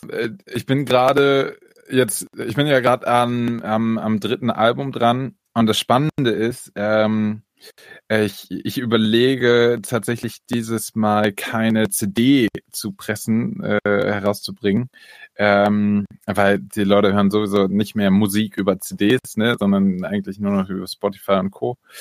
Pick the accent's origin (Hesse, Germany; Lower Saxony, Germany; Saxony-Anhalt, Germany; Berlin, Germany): Berlin, Germany; also born or lived in near Hamburg; now in Ludwigsburg, Germany; bin aber geboren in der Nähe von Hamburg und aufgewachsen am Stadtrand Berlin